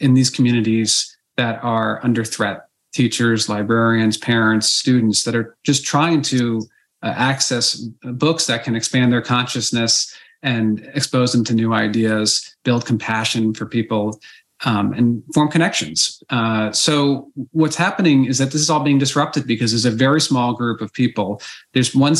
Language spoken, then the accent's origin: English; Basking Ridge, New Jersey, United States; My hometown, growing up at Basking Ridge, New Jersey